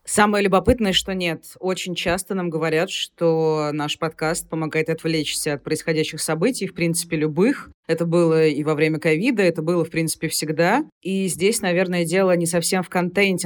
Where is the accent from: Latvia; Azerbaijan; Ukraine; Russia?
Russia; Rostov-on-Don, Rostov Oblast; Я сама из Ростова-на-Дону